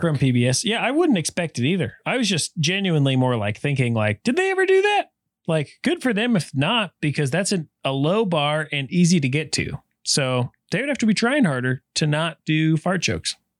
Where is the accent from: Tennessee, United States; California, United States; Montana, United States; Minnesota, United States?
Montana, United States; Helena; growing up in Helena, it was all Montana P B S